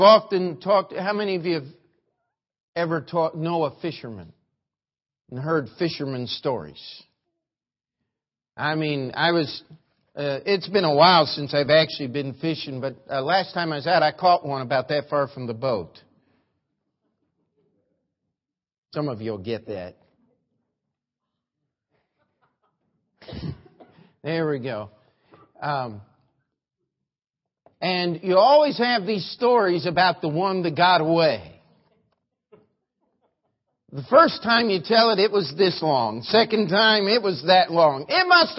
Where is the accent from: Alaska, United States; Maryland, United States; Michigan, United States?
Maryland, United States; the church I grew up in Maryland